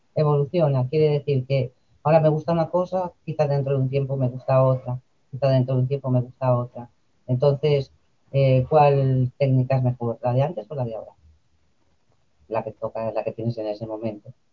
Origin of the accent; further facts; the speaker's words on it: Madrid, Community of Madrid, Spain; now in Alicante, Spain; yo nací en Madrid